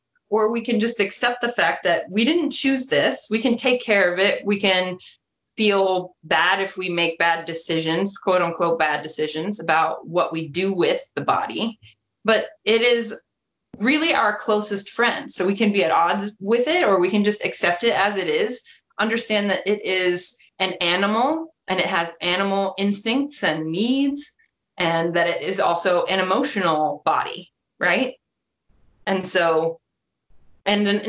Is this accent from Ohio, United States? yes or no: yes; Columbus, Ohio, United States; I'm from Columbus, Ohio